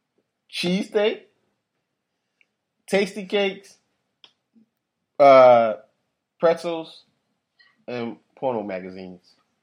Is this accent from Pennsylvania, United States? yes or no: yes; Philadelphia, Pennsylvania, United States